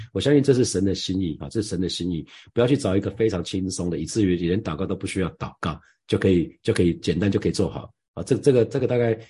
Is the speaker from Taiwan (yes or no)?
yes; Taiwan; 我从台湾来